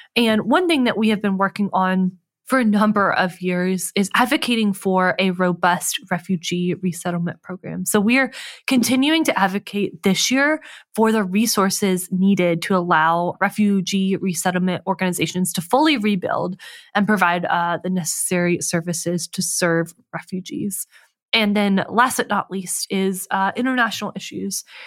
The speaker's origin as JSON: {"language": "English", "region": "North Carolina", "country": "United States", "said": "I'm from North Carolina"}